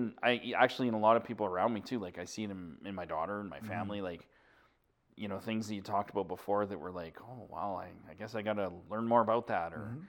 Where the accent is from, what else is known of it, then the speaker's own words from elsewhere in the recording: Alberta, Canada; I was born anybody born and raised in Alberta. I'm just like you, born and raised here.